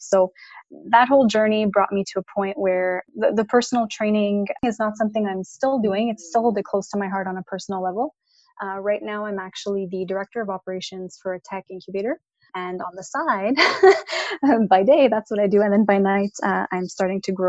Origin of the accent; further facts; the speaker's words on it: Montreal, Quebec, Canada; I'm born and raised in Montreal, Canada